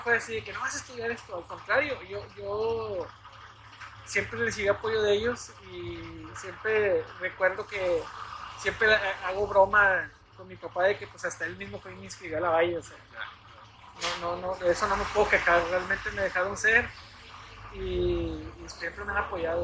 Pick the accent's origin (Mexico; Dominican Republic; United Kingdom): Mexico; Nuevo Laredo, Tamaulipas; aquí en Nuevo Laredo